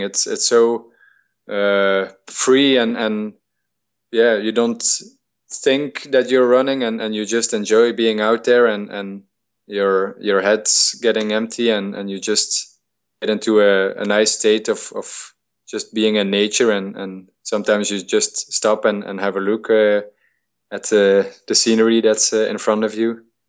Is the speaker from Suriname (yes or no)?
no; Belgium; I'm from Belgium, our climate is really moderate